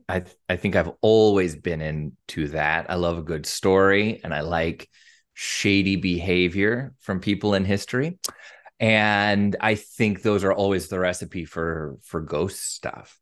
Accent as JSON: {"language": "English", "region": "Eastern Washington", "country": "United States", "moved": "as an adult", "lives_now": "Tacoma, United States", "said": "I'm from Eastern Washington."}